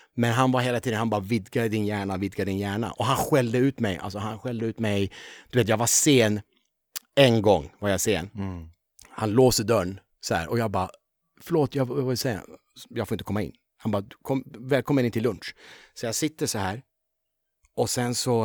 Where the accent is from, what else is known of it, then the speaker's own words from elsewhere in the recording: Upplands Väsby, Stockholm County, Sweden; also born or lived in Tehran, Iran; jag växte också väldigt, med väldigt många finnar. Mm. Eh, Väsby är ju en sån där väldigt många eh, fin, ja. finnar kom